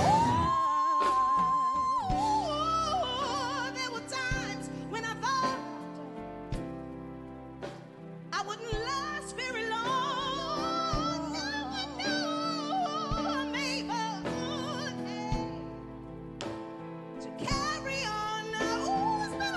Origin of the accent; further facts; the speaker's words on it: Oakland, California, United States; also born or lived in New Orleans, Louisiana; I'm originally from New Orleans, Louisiana, but I was raised in Oakland, California, East Bay